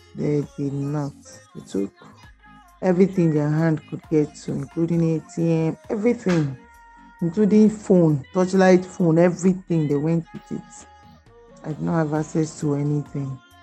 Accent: Benue, Nigeria; I'm from Benue State.

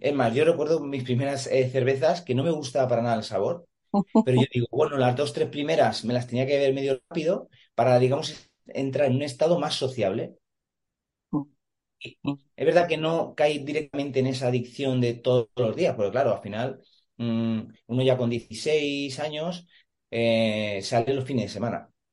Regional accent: Madrid, Community of Madrid, Spain; now in Santa Pola, Spain; soy natural de Madrid, ahora vivo en, en Alicante, exactamente en Santa Pola

